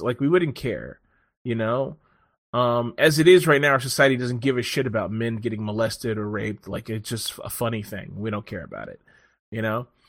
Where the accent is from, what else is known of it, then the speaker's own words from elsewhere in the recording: Washington, District of Columbia, United States; also born or lived in Silver Spring; This is where I'm fucking from. Born in D C.